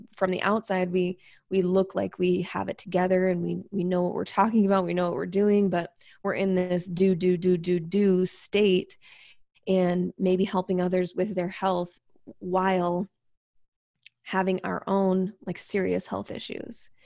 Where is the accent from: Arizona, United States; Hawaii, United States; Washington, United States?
Washington, United States; Spokane; also born or lived in Seattle; I'm from Spokane, but I was living in Seattle